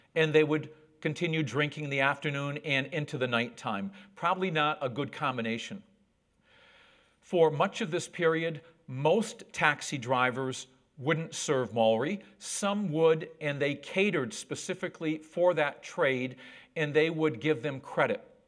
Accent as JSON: {"language": "English", "town": "Whitehall", "region": "New York", "country": "United States", "tie": "born or raised there", "also_born_or_lived": "Borneo / Central Australia", "accent": "American", "moved": "as an adult", "lives_now": "New Zealand", "said": "I grew up on a dairy farm. That's my hometown of Whitehall, New York, not far from the Canadian border."}